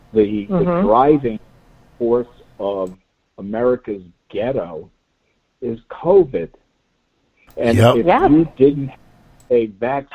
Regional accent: Miami Beach, Florida, United States; growing up on Miami Beach

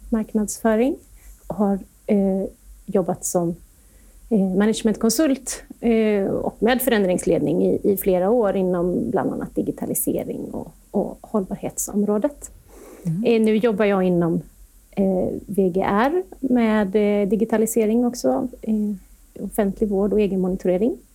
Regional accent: Gothenburg, Västra Götaland, Sweden; i Göteborg. Där finns mm. jag allt som oftast, eller i alla fall nu i dessa tider. Ja, så så är det så. Det är min hemort.

